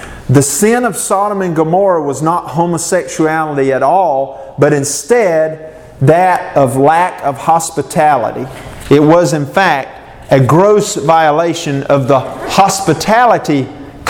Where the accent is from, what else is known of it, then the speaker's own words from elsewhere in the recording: Southern Nash County, Eastern North Carolina, United States; Southern Nash County is where I'm from